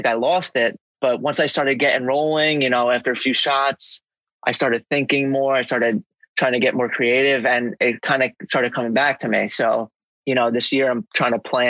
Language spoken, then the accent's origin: English; New Jersey, United States; I live basically right outside of New York for my whole life